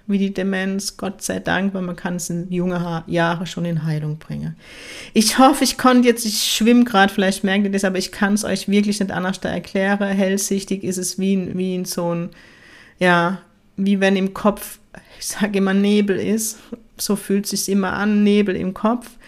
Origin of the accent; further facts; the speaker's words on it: Ziegelhausen, Baden-Württemberg, Germany; Und ähm, der Ort, wo ich herkomme, heißt Ziegelhausen